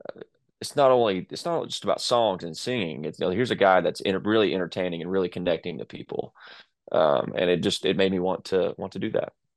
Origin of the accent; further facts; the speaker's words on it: Texas, United States; I'm from Texas, so uh, that that sounds like home to me.